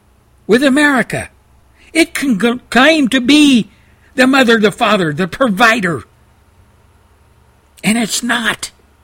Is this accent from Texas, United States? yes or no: yes; Texas, United States; he's from my home state of Texas.